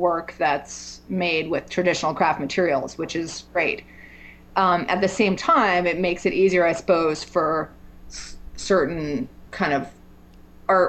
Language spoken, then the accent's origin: English; New York City, New York, United States; moved away as an adult; now in Asheville, United States; I grew up in New York in the city and had lived there pretty much my whole life